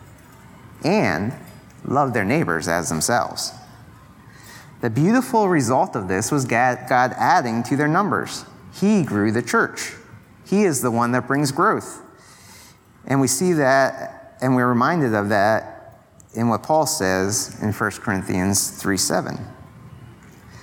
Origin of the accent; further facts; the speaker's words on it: Pennsylvania, United States; moved away; I'm from Pennsylvania